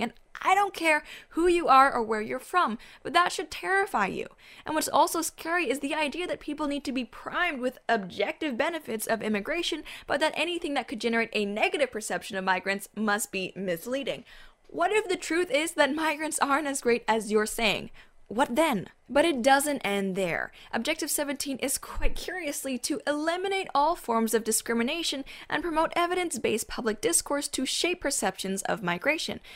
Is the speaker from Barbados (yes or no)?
no; Canada; My birthplace, Canada-stan.